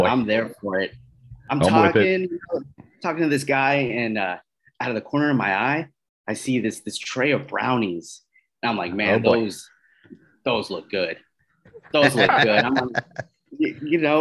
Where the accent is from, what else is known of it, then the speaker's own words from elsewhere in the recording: East Coast, United States; moved away as an adult; now in Southern California, United States; I'm originally from the East Coast.